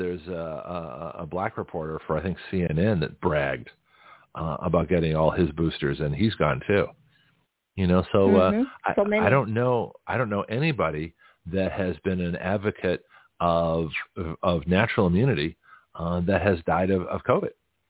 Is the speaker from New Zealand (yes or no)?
no; Toronto, Ontario, Canada; born there; I was born in Toronto.